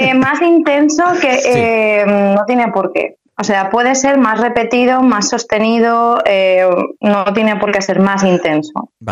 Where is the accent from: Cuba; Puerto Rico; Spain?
Spain; Alcoy, Valencian Community; moved away as an adult; now in Valencia, Spain; soy de Alcoy